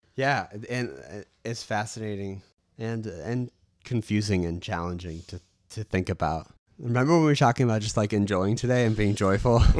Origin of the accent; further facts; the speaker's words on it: United States; me being American